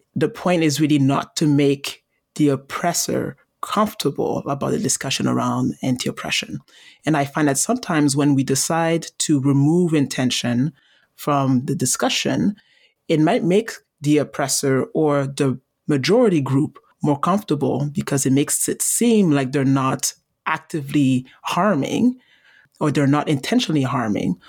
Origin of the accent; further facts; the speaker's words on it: Montreal, Quebec, Canada; I was born and raised in Montreal